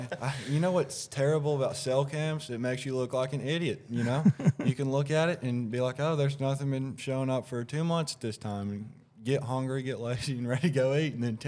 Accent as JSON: {"language": "English", "town": "Morristown", "region": "Tennessee", "country": "United States", "said": "I'm from Morristown, Tennessee."}